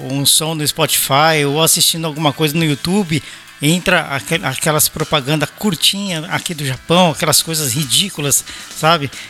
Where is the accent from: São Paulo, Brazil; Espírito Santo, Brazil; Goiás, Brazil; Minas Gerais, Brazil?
São Paulo, Brazil; now in Belo Horizonte, Brazil; Você sabe que eu sou paulista, mas eu, eu moro em BH, né?